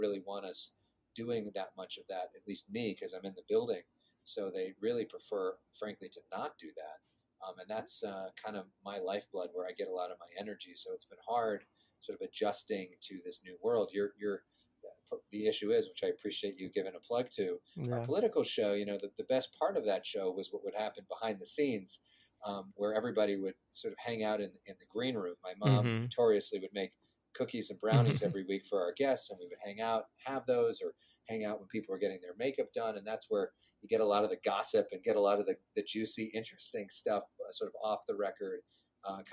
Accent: Agoura Hills, California, United States; I grew up in Agoura Hills, which is a suburb

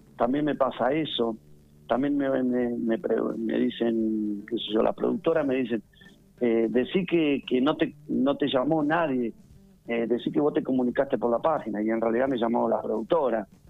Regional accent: Pigüé, Buenos Aires Province, Argentina; Nacido y criado en Pigüé

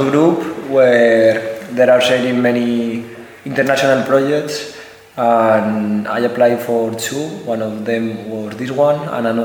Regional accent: Spain; also born or lived in Madrid; I'm from Spain. I'm 26 years old. I used to live in Madrid

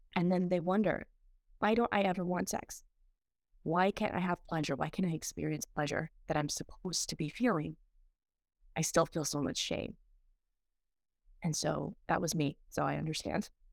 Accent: Peru; moved away; I went back to, um, my home country of Peru, and it was my first time in twenty-seven years

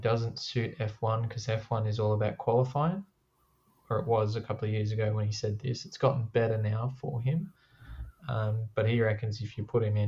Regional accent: Australia; I'm an Australian

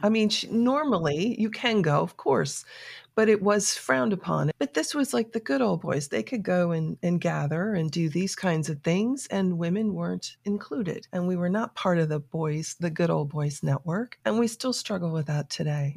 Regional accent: South Florida, United States; moved away as an adult; also born or lived in New York City; now in Atlanta, United States; I was raised in South Florida

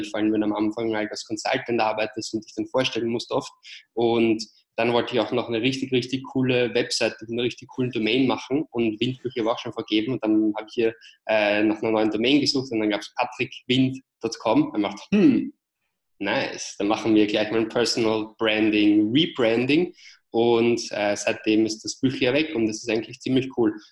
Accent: Vienna, Austria; accent: Austrian; wie ihr vielleicht an meinem kleinen äh, Akzent hört, bin ich ursprünglich aus Wien, aus Österreich. Ähm, habe deswegen halt auch diesen Ösi-Akzent

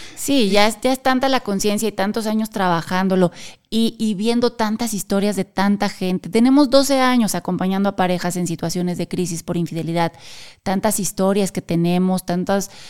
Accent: Querétaro, Mexico; Nosotros somos de México y específicamente de la ciudad de Querétaro

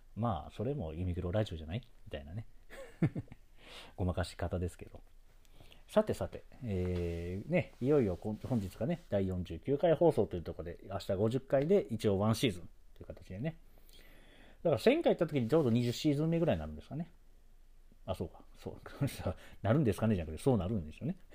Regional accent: Osaka, Japan; 生まれも育ちも大阪

